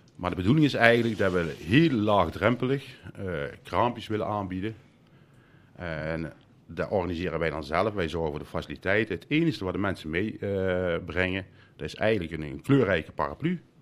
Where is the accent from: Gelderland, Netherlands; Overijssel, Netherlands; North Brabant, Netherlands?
North Brabant, Netherlands; Land van Ravenstein; also born or lived in Uden; now in Mill, Netherlands; ik kom eh, oorspronkelijk eigenlijk uit het land van Ravenstein.